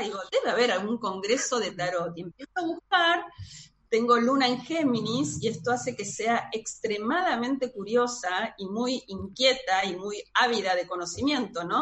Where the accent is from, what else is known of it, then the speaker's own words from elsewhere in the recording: Buenos Aires, Argentina; soy de Buenos Aires, Argentina